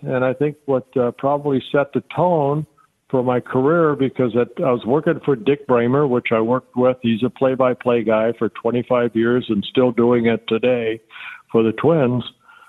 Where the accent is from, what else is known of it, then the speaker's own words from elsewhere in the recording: California, United States; I learned that listening to Vin Scully and Jerry Doggett when I grew up in Southern California.